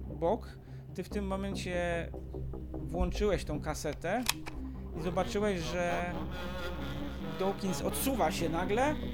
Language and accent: Polish; Iran; Polish is a second language; Nie, nie jest z moich {S2} stron, bo {S1} ja jestem z Iranu, a to jest Afganistan